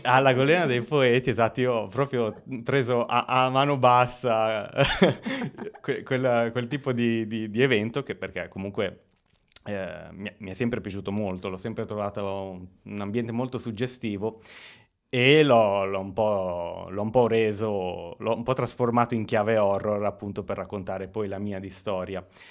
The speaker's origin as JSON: {"language": "Italian", "town": "Lugo", "region": "Emilia-Romagna", "country": "Italy", "tie": "born or raised there", "also_born_or_lived": "Bagnacavallo", "said": "io sono nato qui a Lugo eh, nel 1989"}